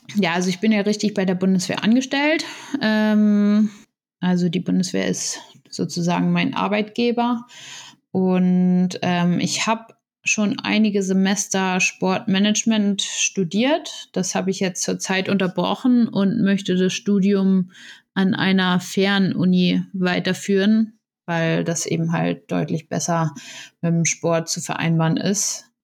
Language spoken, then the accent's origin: German; Itzehoe, Schleswig-Holstein, Germany; moved away as an adult; now in Potsdam, Germany; ich fahre gern mal zu meiner Familie wieder nach Itzehoe zum, in meine Heimat